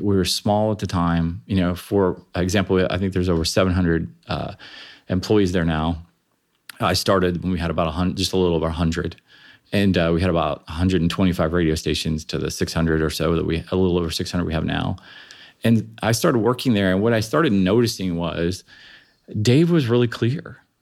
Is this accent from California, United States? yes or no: no; Springfield, Ohio, United States; I grew up in Springfield, Ohio